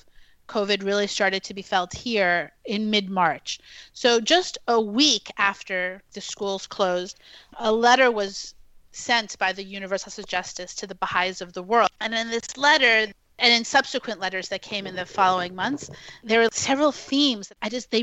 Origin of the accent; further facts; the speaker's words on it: New York City, New York, United States; I grew up in New York City, and I was actually born at Elmhurst Hospital in the neighborhood of Jackson Heights.